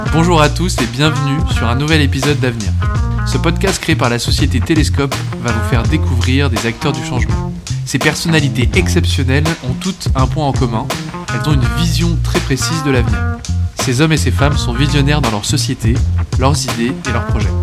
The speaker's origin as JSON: {"language": "French", "town": "Loudun", "region": "Nouvelle-Aquitaine", "country": "France", "tie": "born or raised there", "said": "je suis originaire de la Vienne, à Loudun"}